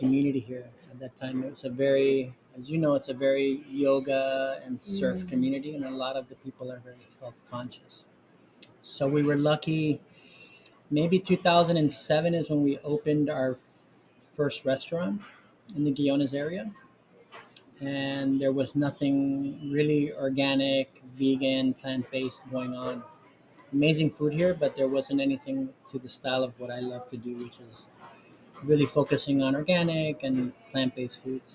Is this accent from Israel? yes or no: no; Miami, Florida, United States; moved away as an adult; now in Costa Rica; I was born and raised in Miami, Florida